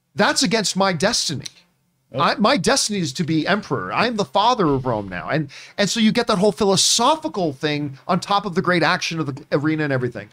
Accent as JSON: {"language": "English", "country": "Canada", "said": "I am Canadian"}